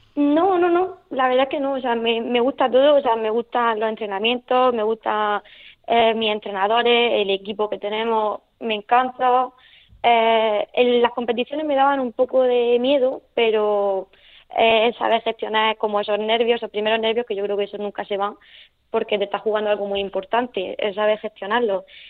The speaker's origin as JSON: {"language": "Spanish", "town": "Nonduermas", "region": "Region of Murcia", "country": "Spain", "also_born_or_lived": "El Palmar", "accent": "Murcian", "said": "estoy de, de Nonduerma, de un pueblecito"}